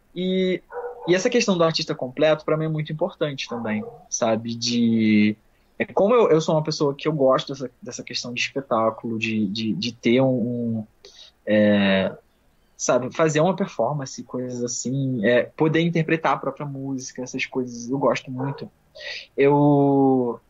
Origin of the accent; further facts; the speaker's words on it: Nova Friburgo, Rio de Janeiro, Brazil; eu sou de Friburgo, do Rio de Janeiro, do interior, região serrana do Rio de Janeiro